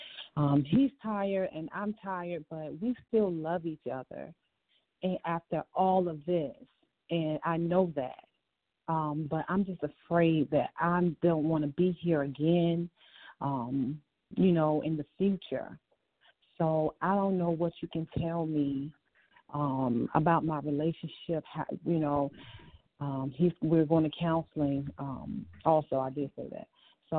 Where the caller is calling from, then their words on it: Virginia, United States; I'm calling from Virginia.